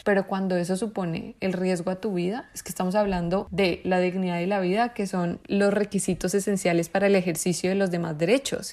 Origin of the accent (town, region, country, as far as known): Colombia; moved away as an adult